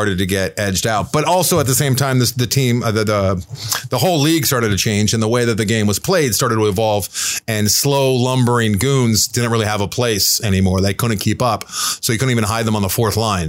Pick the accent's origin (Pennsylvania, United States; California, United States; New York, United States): California, United States; Southern; I was born and raised in Southern California